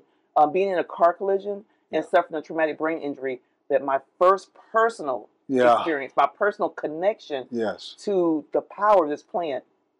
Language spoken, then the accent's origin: English; Oviedo, Florida, United States; I was born in Florida.